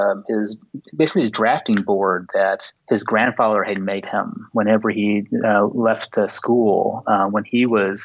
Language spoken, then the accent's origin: English; Illinois, United States; also born or lived in Springfield, Illinois / Chicago, Illinois; now in Montreal, Canada; I'm originally from the United States, from Illinois, both Springfield and Chicago region.